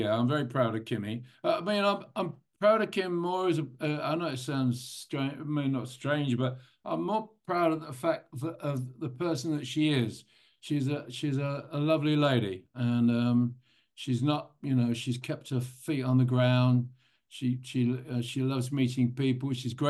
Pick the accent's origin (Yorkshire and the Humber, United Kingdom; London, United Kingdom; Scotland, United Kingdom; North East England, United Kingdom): London, United Kingdom; I mean, I'm a Londoner, although the accent doesn't really sound like it maybe, but I am a Londoner.